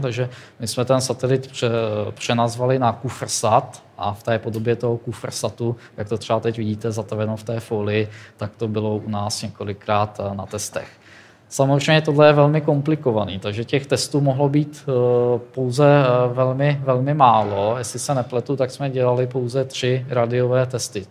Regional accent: Tábor, South Bohemian Region, Czechia; moved away as an adult; now in Plzeň, Czech Republic; já jsem z Tábora, což je město, město na jihu Čech

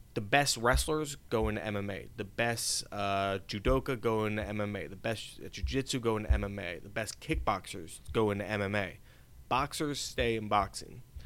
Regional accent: Easton, Pennsylvania, United States; my hometown of Easton, Pennsylvania

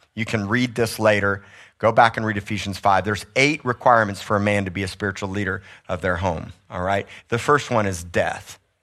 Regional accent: South Miami, Florida, United States; moved away; I grew up in South Miami, I'm tropical

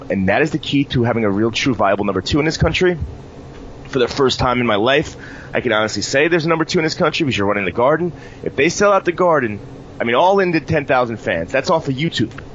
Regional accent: New York City, New York, United States; for me as a New Yorker

